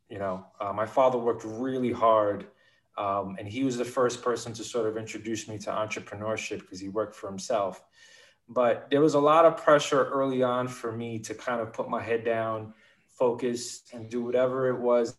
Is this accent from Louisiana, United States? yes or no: no; Bronx, New York, United States; Well, you know, I come from a very modest lower middle class Puerto Rican family.